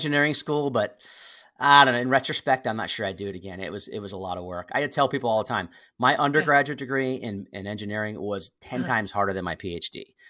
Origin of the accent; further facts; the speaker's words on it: East Lyme, Connecticut, United States; I grew up in Connecticut, southeastern Connecticut, a place called East Lyme, Connecticut, home of Lyme disease.